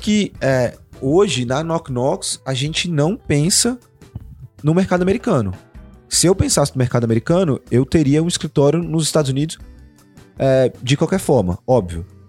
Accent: Brazil; a gente é brasileiro

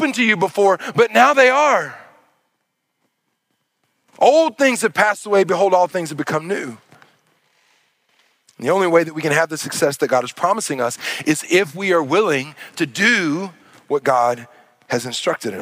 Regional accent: Arkansas, United States; moved away; I'm from Arkansas

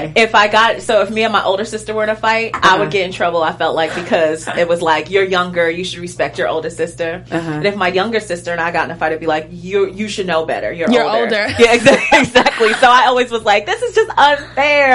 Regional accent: Central Islip, New York, United States; also born or lived in Brooklyn, New York; I was born and raised in New York. I was born in Brooklyn. Grew up there a little bit, but mostly raised in Long Island.

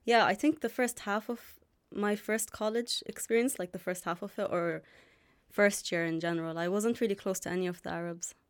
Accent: Dublin, Leinster, Ireland; also born or lived in Jordan / Palestine; I'm from Dublin. I've been here since I was three

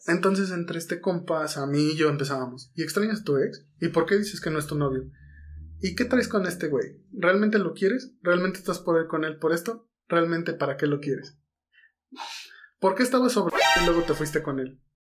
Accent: Mexico City, Mexico; Estamos en Guadalajara. Somos chilangos

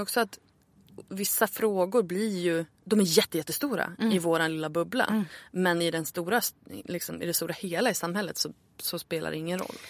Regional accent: Örnsköldsvik, Västernorrland County, Sweden; moved away as an adult; also born or lived in Stockholm; Jag flyttade ju tillbaka till Örnsköldsvik där jag är född för ett år sedan ungefär

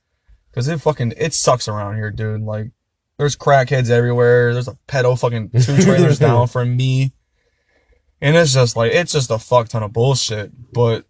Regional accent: Columbus, Ohio, United States; By the way, we're from Ohio.

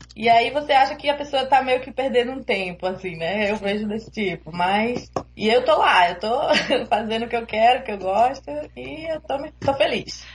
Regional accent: Recife, Pernambuco, Brazil; moved away as an adult; now in Toronto, Canada; eu sou de Recife

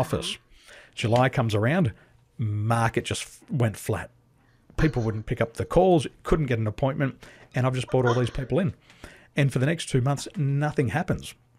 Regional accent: Australia; moved away as an adult; also born or lived in Dubai / Taiwan; being an Aussie, we live on a big island, but we're a small community

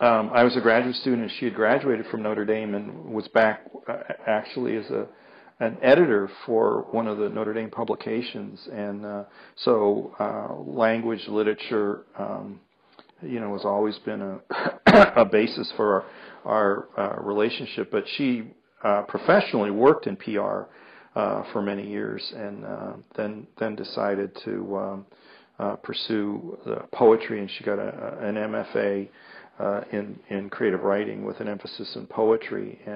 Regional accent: England, United Kingdom; I don't think it's England, being English, but big cities, people, you know, are kind of shut down.

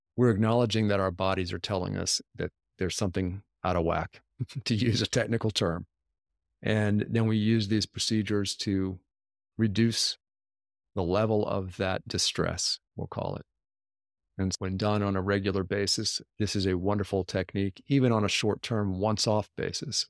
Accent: United States; first language English; I'm a typical American, I can only speak English

